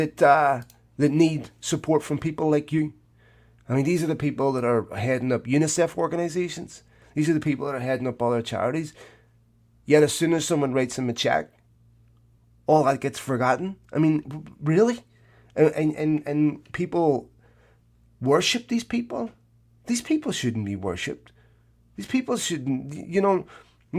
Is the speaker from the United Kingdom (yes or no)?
no; Ireland